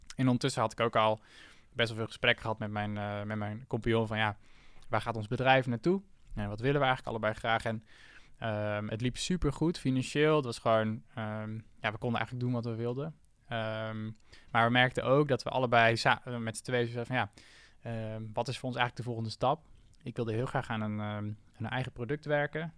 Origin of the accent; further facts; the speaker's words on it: Assen, Drenthe, Netherlands; moved away as an adult; also born or lived in Zwolle; Ik kom uit Assen. En ehm, eh, daar, ben ik, eh, daar ben ik opgegroeid